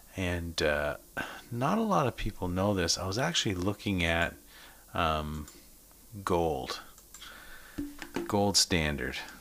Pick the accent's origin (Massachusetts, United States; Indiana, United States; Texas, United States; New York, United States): Massachusetts, United States; Boston; also born or lived in Salem, Massachusetts; now in Stratford, Canada; My hometown, Boston.